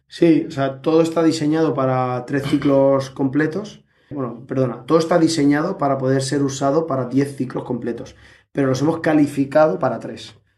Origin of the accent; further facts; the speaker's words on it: Elche, Valencian Community, Spain; los dos somos de Elche